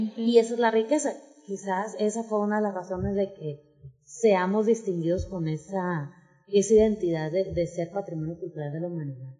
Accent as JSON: {"language": "Spanish", "country": "Mexico", "said": "nuestra identidad como mexicanos, como mexicanas"}